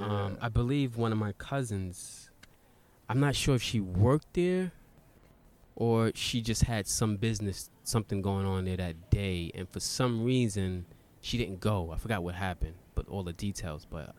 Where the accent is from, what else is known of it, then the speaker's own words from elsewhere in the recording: New York City, New York, United States; also born or lived in Charlotte, North Carolina; now in Japan; I'm from Brooklyn originally. Lived in Charlotte. Went to high school out there. Part of like little junior high. And I moved back to Brooklyn. But so I got Brooklyn and Charlotte connections.